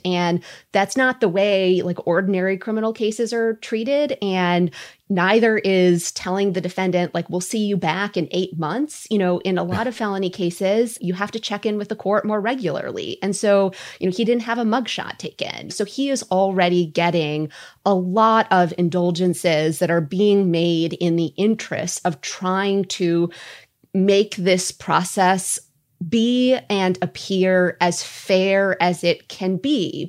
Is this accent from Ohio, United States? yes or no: no; Minnesota, United States; I'm Minnesotan